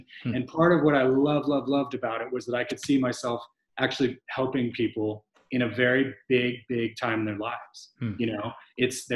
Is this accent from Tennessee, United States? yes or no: no; Glendale, Arizona, United States; now in Austin, United States; I grew up in Glendale, Arizona, which is outside of Phoenix.